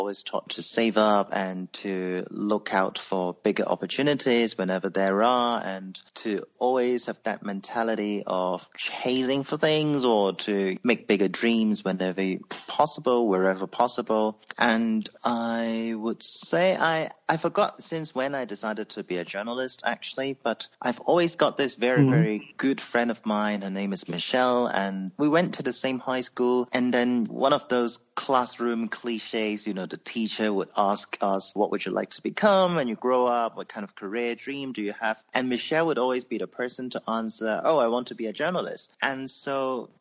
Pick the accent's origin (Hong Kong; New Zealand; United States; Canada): Hong Kong; I was born in Hong Kong to a, I would say, middle-class family.